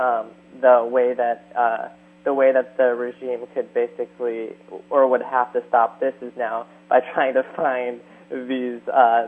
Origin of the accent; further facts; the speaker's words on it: San Luis Obispo, California, United States; my hometown